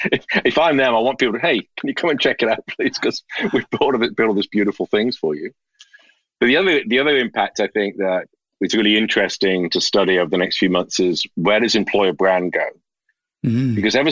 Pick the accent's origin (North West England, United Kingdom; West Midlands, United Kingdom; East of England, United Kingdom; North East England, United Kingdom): West Midlands, United Kingdom; Birmingham; my father, I grew up in Birmingham, in the Midlands.